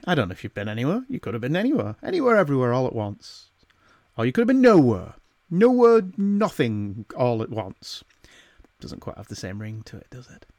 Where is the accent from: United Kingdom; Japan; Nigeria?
United Kingdom; the north of England; accent: northern; my wittering northern accent